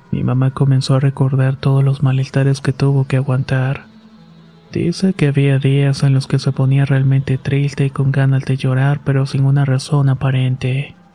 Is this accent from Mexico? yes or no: yes; Apaseo, Guanajuato, Mexico; Nosotros somos originarios de Apaseos perteneciente al estado de Guanajuato.